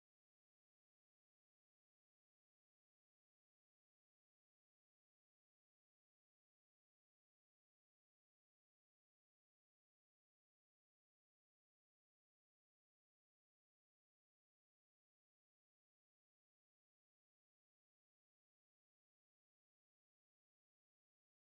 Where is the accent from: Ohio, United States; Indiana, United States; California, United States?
Ohio, United States; Toledo; now in Cincinnati, United States; even though I am no longer in the city. I still want to know what's going on with my hometown